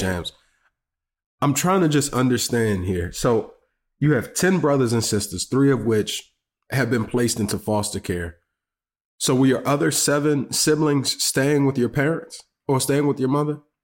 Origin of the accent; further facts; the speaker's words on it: Washington, District of Columbia, United States; Being a buddy from D C, you know, we call y'all Bama sometimes